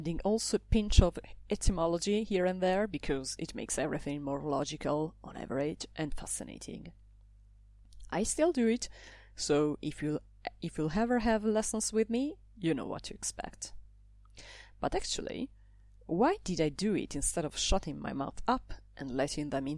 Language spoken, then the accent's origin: English; Italy; English is a second language; moved away as an adult; now in Brussels, Belgium; I come from Italy. I live in Brussels